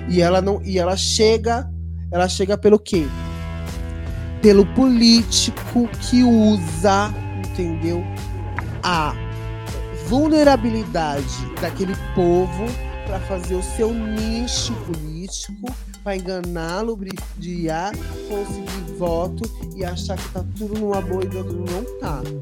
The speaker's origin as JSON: {"language": "Portuguese", "region": "São Paulo", "country": "Brazil", "tie": "born or raised there", "said": "eu cresci na periferia, no Jardim Ângela, próximo daqui"}